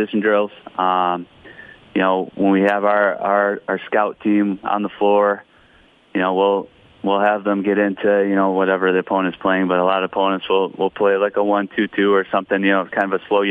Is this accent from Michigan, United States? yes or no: yes; Michigan, United States; now in Owatonna, United States; I grew up in Michigan